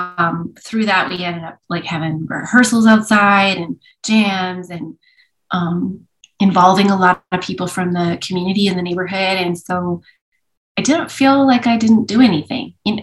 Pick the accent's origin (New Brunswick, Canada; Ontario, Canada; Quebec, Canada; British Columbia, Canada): British Columbia, Canada; Vancouver; born there; I was born in Vancouver.